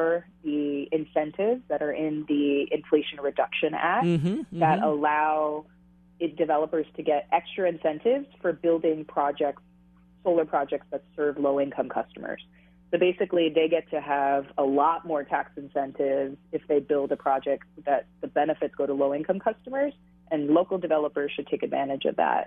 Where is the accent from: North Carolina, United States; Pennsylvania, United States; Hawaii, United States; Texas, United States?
Hawaii, United States; Honolulu; I grew up in Hawaii, born and raised, single mom who raised three kids, worked multiple jobs on minimum wage, and the four of us share in a one-bedroom apartment in Makiki